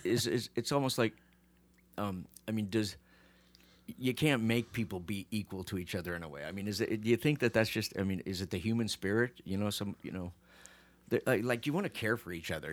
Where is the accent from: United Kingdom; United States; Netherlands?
United States; I grew up in America